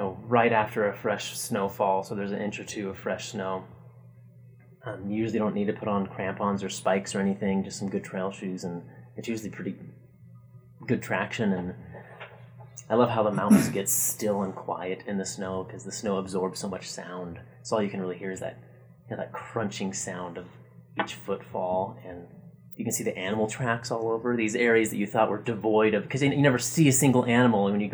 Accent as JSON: {"language": "English", "town": "Bellingham", "region": "Washington", "country": "United States", "tie": "born or raised there", "also_born_or_lived": "Nebraska", "moved": "as an adult", "lives_now": "Utah, United States", "said": "I grew up in Bellingham, Washington"}